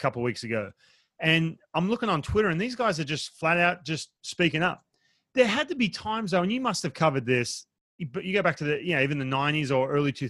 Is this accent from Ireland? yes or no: no; Australia; moved away; I grew up in Australia